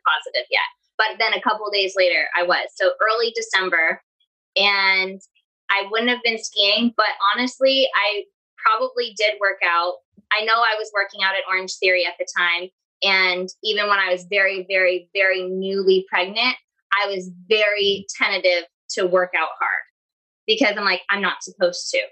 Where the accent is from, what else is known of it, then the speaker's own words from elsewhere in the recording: Canada; now in Orlando, United States; I live in Orlando, Florida. I'm originally from Canada